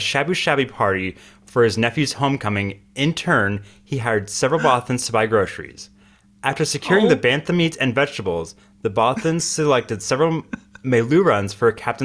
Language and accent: English; United States; I'm an American